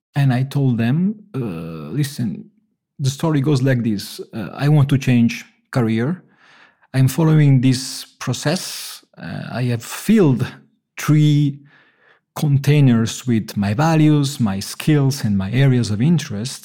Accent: Naples, Campania, Italy; moved away; I come from Naples

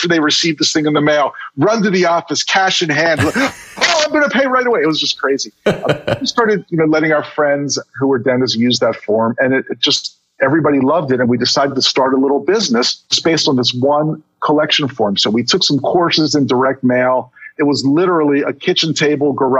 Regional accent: Baltimore, Maryland, United States; also born or lived in Miami Beach; I moved back to my hometown of Baltimore

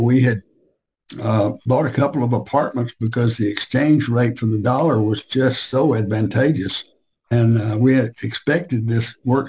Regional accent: Tupelo, Mississippi, United States; also born or lived in Memphis, Tennessee / Nashville / Mobile / New Orleans; I was born in Memphis and moved to North Mississippi when I was in the first grade, and then finally to Tupelo, and we both graduated from Tupelo High School

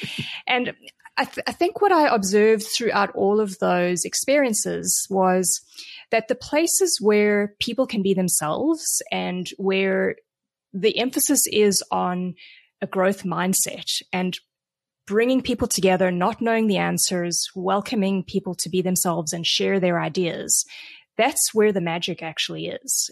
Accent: South Africa; also born or lived in Vancouver, Canada; now in San Diego, United States; I grew up in South Africa. I moved to Canada twenty-five years ago

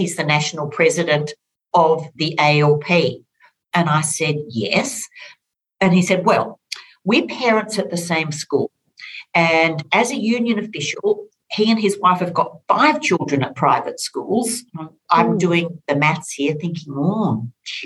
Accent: Orange, New South Wales, Australia; I grew up on a farm outside of Orange in rural New South Wales

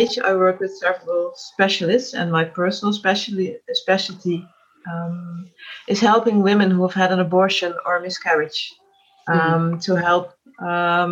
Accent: Netherlands; I'm from the Netherlands

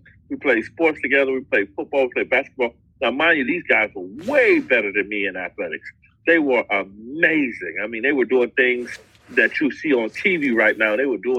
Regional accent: Miami, Florida, United States; moved away; also born or lived in Buffalo, New York; I am originally from Miami, Florida.

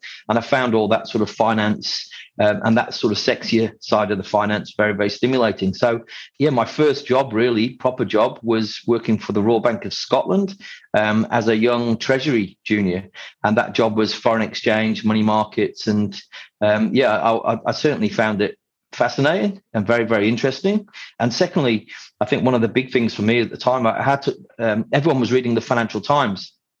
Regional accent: Isle of Man; accent: Yorkshire; moved away as an adult; How quickly could I lose my Yorkshire accent and become a Scouser? So, the Isle of Man's very pretty, very beautiful place. But as soon as I was 18, I wanted to run away and go to Manchester at university with my friends and get off the island, really.

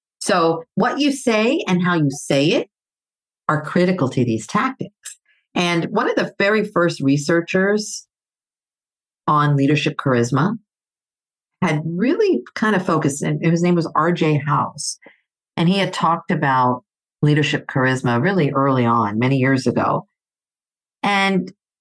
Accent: Greece; moved away; I grew up in Greece.

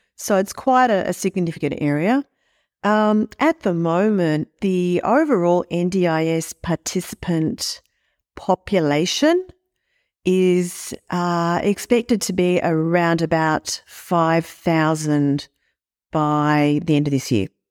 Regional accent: Sydney, New South Wales, Australia; I grew up in Sydney

